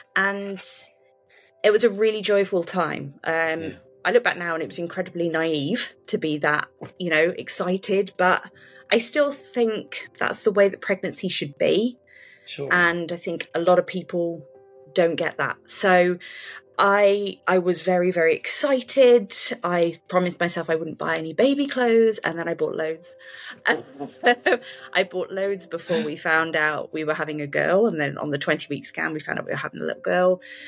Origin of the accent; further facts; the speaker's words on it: West Midlands, United Kingdom; I'm from the United Kingdom. I'm from a county called Shropshire. I kind of have lived all over the UK, so I'm a bit of a nomad, but this is where my home is